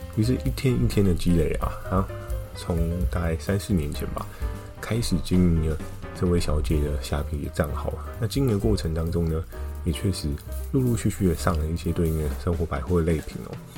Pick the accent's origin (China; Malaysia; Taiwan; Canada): Taiwan; 我是台湾人